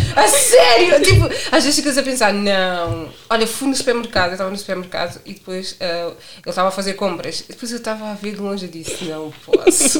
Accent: Portugal; Sou do bairro da Bugalheira.

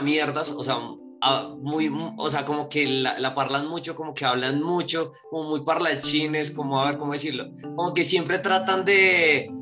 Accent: Bogotá, Colombia; contesto como bogotano que soy

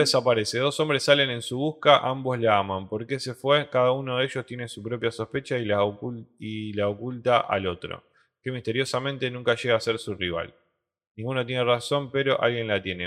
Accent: Rosario, Santa Fe, Argentina; Somos ciudadanos de Rosario

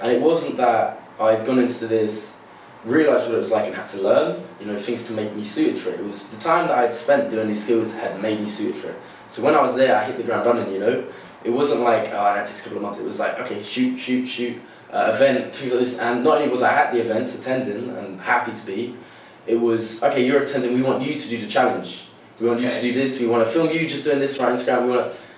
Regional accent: Broadstairs, South East England, United Kingdom; now in London, United Kingdom; I'm originally from Southeast Kent, in a place called Broadstairs

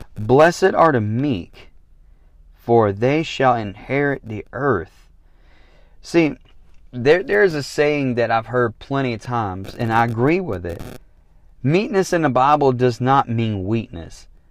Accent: the South, United States; I'm from the South

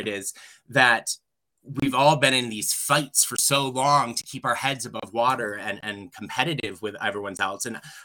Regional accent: New York, United States; moved away as an adult; also born or lived in Colorado; here in my home state

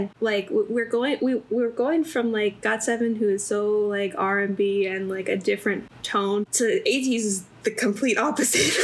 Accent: Cartersville, Georgia, United States; I was born in Cartersville, Georgia, which is like 45 minutes away from Atlanta

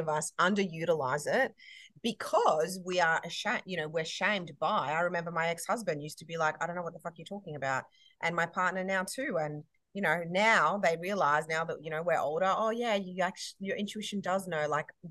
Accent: Queensland, Australia; I'm a Queenslander

